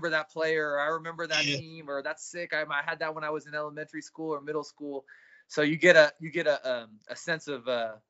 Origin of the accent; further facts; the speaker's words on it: San Francisco, California, United States; I grew up in San Francisco in the city I was born and raised